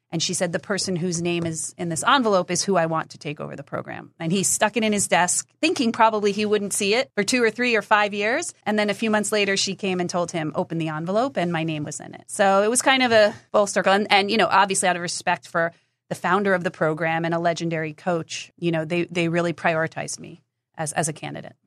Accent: New Jersey, United States; I grew up in New Jersey

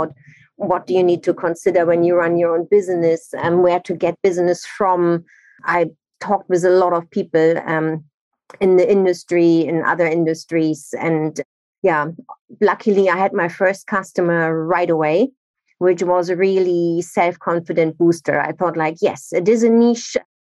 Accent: Nigeria; also born or lived in Germany; now in London, United Kingdom; I'm originally from Germany, but I grew up in Nigeria, and now I'm in the UK or in London since 17 years

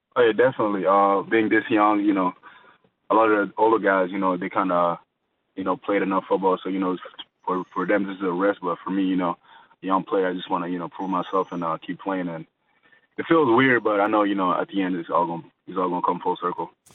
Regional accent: Montreal, Quebec, Canada; growing up in Montreal, uh, the first sport I played was basketball

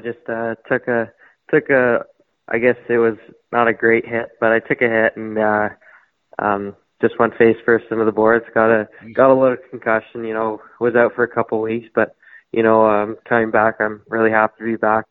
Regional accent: Toronto, Ontario, Canada; I'm from Toronto, Ontario. I've lived there my whole life

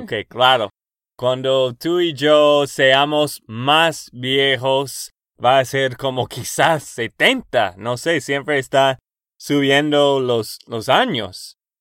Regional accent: Texas, United States; de Texas, Estados Unidos

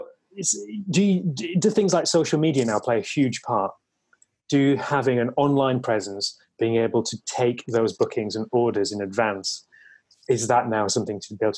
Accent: Leeds, Yorkshire and the Humber, United Kingdom; That is true, yeah. We do like to be a bit opinionated, let's face it. And, you know, to be fair, in the north, we probably have a bit more immunity to it as well

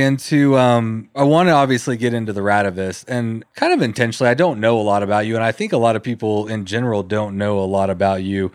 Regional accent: College Station, Texas, United States; I grew up in College Station, which is an hour and a half away from Austin.

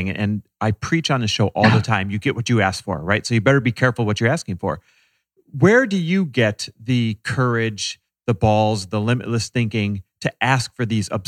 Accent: London, United Kingdom; now in Topanga, United States; London, East London. And where do you live now? Uh, Topanga up in the hills.

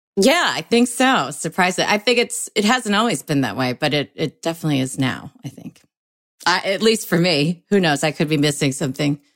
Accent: Oak Park, Illinois, United States; also born or lived in Springfield / Chicago; I grew up in Oak Park

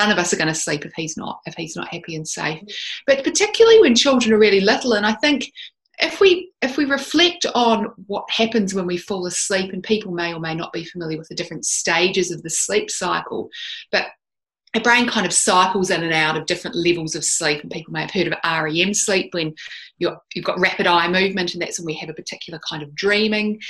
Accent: Christchurch, Canterbury, New Zealand; moved away as an adult; also born or lived in Dunedin, New Zealand; now in Australia; I'm actually a New Zealander. I didn't grow up in Australia. I live here now, but I was born and bred in New Zealand

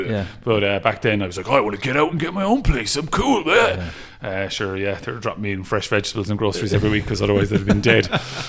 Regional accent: Clare, Munster, Ireland; moved away as an adult; now in Limerick, Ireland; I'm from Clare, but I'm about 20, 25 minutes.

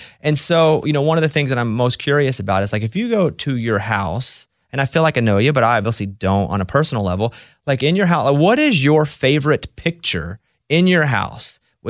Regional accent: Mountain Pine, Arkansas, United States; Yeah, I'm from Mountain Pine, Arkansas, population 700. So similar instances, you know, growing up, and there wasn't a lot of resource where I came from.

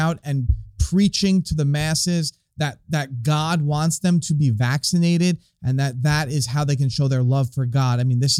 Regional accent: New York, United States; my home state in New York

